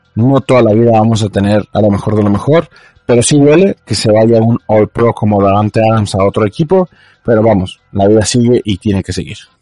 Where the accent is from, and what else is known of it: Mexico